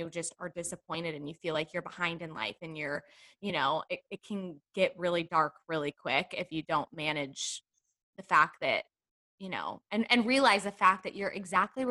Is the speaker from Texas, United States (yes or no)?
yes; Texas, United States; I'm from the South, I'm from Texas